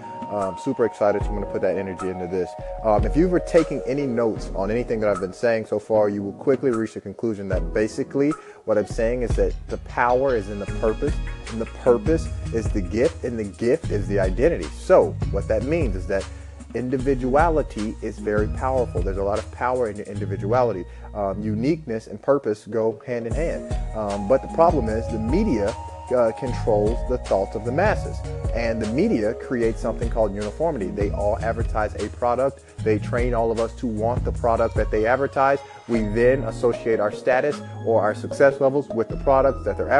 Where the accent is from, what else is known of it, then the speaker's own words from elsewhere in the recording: Memphis, Tennessee, United States; I grew up in Memphis, Tennessee